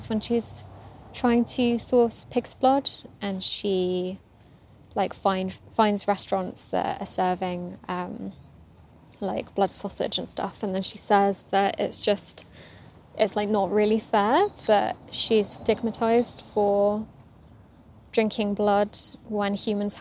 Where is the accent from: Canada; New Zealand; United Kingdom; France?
United Kingdom; England; growing up in England, Buddhism was always associated with spiritualism